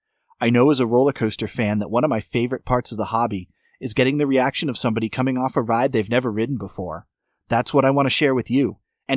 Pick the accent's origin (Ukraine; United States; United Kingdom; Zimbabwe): United States; Massachusetts; now in Florida, United States; I drove from Florida to Massachusetts to spend time with family and friends where I grew up